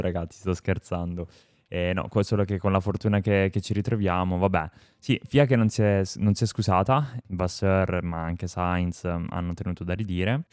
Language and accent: Italian; Apulia, Italy; per gli amici pugliesi sono pugliese